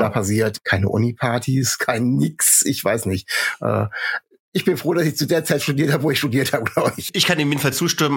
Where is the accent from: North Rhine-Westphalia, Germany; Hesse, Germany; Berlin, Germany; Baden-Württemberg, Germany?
Hesse, Germany; Kassel; now in Bremen, Germany; ich bin in Nordhessen aufgewachsen und meine äh, Eltern und Großeltern haben also mindestens untereinander noch komplett äh, nordhessisch gesprochen